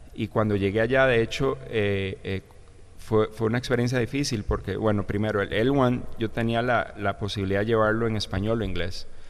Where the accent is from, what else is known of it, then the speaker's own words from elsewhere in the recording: Hatillo, San José, Costa Rica; moved away as an adult; now in United States; viví aquí prácticamente 33, 34 años en Costa Rica. Eh, soy de Atillo, ahí me crié, ahí crecí